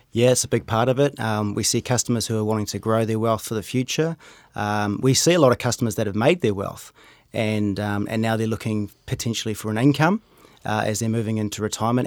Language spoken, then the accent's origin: English; Rotorua, Bay of Plenty, New Zealand; moved away as an adult; also born or lived in Hamilton / United Kingdom / Auckland; now in Cambridge, New Zealand; I grew up in Rotorua, uh, ended up doing some study in Hamilton.